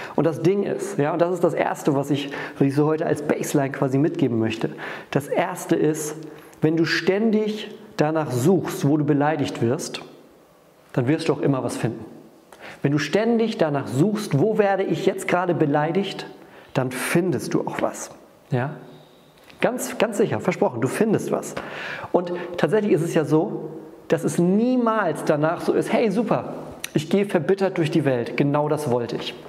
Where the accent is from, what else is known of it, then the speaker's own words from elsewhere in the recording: Northern Germany, Germany; wir gehen da ganz sutsche rein, so sagt man bei uns im Norden.